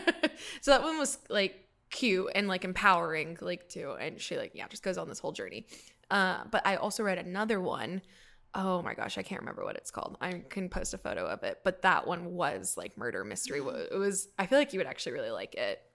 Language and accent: English; California, United States; now in Pennsylvania, United States; I grew up in California